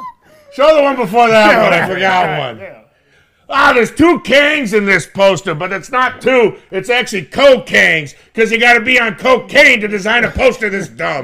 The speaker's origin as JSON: {"language": "English", "region": "New Jersey", "country": "United States", "said": "I'm from New Jersey."}